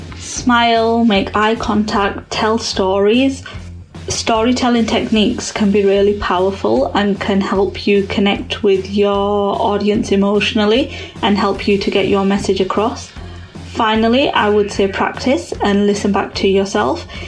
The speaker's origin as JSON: {"language": "English", "region": "Yorkshire and the Humber", "country": "United Kingdom", "also_born_or_lived": "London"}